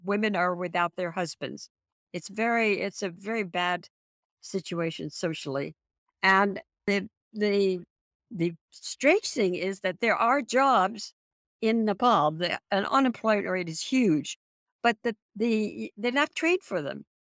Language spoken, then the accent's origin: English; San Francisco, California, United States; I'm from San Francisco. We have earthquakes all the time